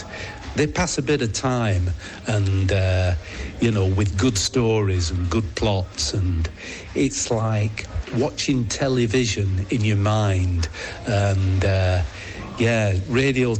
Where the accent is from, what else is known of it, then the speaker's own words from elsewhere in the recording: Bedford, East of England, United Kingdom; I come from Bedford in England.